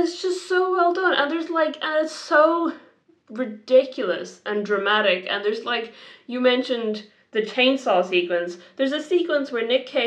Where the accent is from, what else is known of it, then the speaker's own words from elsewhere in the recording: Ireland; Being an Irish person myself